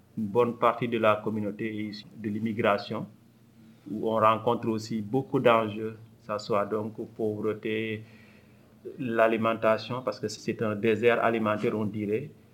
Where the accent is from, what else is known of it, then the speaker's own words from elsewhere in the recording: Senegal; also born or lived in France; now in Montreal, Canada; Je suis né au Sénégal, j'ai fait mes études en France et je suis arrivé au pays, euh, le Québec, en 2007